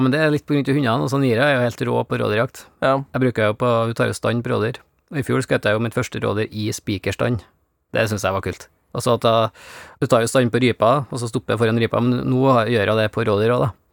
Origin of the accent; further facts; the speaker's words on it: Norway; jeg er jo fra Bygde-Norge